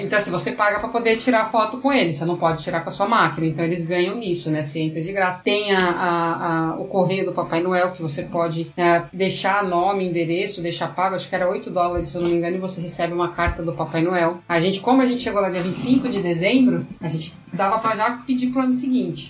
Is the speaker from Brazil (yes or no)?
yes; Brazil; nós somos do Brasil